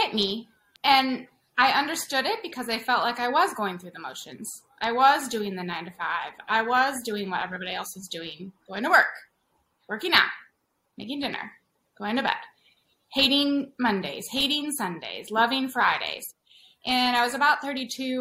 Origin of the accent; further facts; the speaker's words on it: San Diego, California, United States; also born or lived in Seattle, Washington; I'm from San Diego.